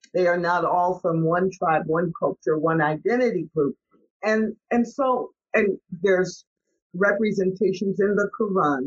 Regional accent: St. Louis, Missouri, United States; I grew up in St. Louis, Missouri

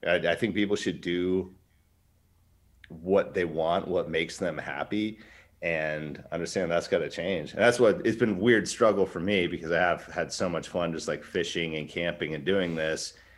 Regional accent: Alaska, United States; I'm from Westchester, Alaska.

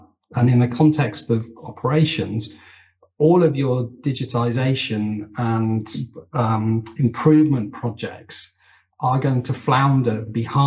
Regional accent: United Kingdom; as a Brit

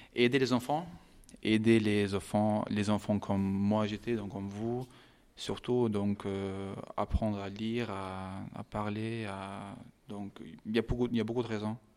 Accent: Kosovo; French is a second language; also born or lived in London, United Kingdom; now in France; je viens de Kosovo. je suis né en Angleterre, à Londres, mais je, viens de Kosovo.

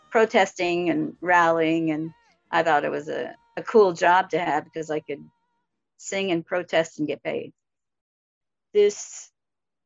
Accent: West Coast, United States; first language Spanish; English is a second language; now in Staten Island, New York, United States; I'm originally from the West Coast, and I live in New York, Staten Island

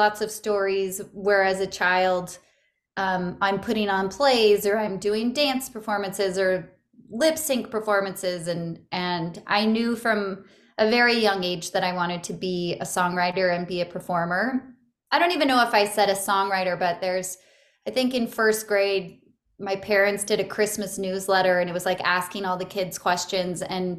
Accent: Santa Barbara, California, United States; Yeah, I grew up in Santa Barbara, California, and my family had moved around a lot, but that's primarily where I grew up and where I consider home.

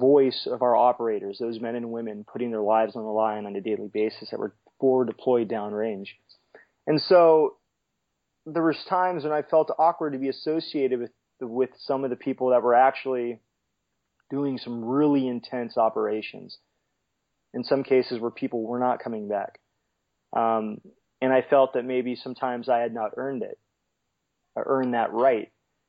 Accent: California, United States; growing up in California, growing up near the sea, the Coast Guard just really intrigued me.

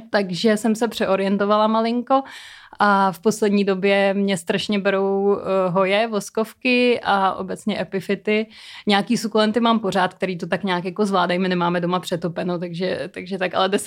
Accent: Prague, Czechia; já jsem sice rodilý Pražák, ale trávila jsem velkou část dětství na chalupě

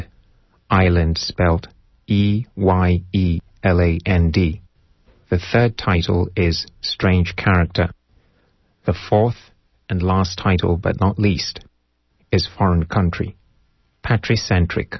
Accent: Kampala, Central Region, Uganda; first language Luganda; English is a second language; also born or lived in Kenya / United Kingdom / China; now in Berkeley, United States; I speak English, which I learned in school in Uganda

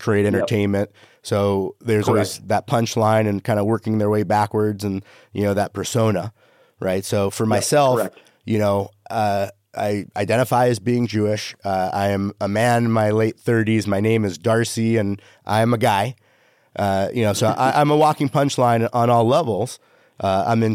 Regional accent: Canada; I'm Canadian

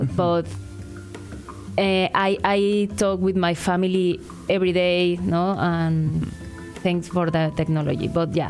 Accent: Mexico City, Mexico; English is a second language; moved away as an adult; now in Ottawa, Canada; I'm from Mexico City, so it's opposite to Ottawa.

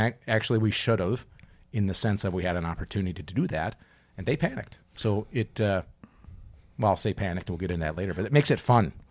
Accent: Minnesota, United States; growing up in Minnesota, playing hockey

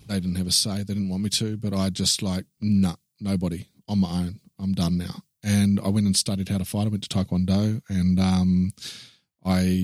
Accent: Christchurch, Canterbury, New Zealand; also born or lived in Wellington, New Zealand; I was born in Christchurch in New Zealand

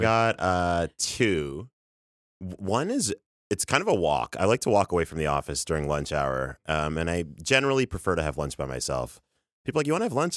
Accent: Toronto, Ontario, Canada; now in New York, United States; You can't hear it in my, in my voice or my accent, but I'm from Canada. I'm from Toronto

